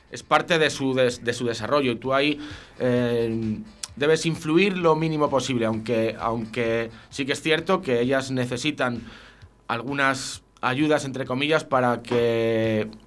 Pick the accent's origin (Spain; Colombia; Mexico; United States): Spain; Brañuelas, Castile and León; hace años que los inviernos en, mi pueblo, en Brañuelas, eran muy, muy duros, ahora lo siguen siendo y siguen siendo largos